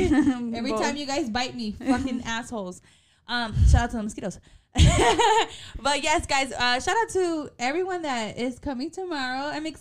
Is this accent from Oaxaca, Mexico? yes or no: no; Atolinga, Zacatecas, Mexico; We are from El Municipio, El Pueblo de Atolinga Zacatecas.